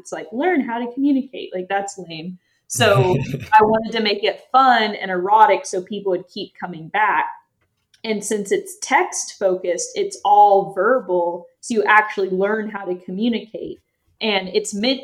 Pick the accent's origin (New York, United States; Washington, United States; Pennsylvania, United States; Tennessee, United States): Tennessee, United States; East; I grew up in East Tennessee and I had a pretty conservative upbringing